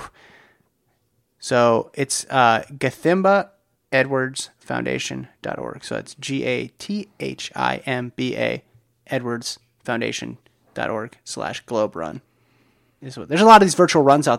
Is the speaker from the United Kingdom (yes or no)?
yes; United Kingdom; At least 2022 is now set up to be a pretty awesome year for athletics, particularly as a Brit.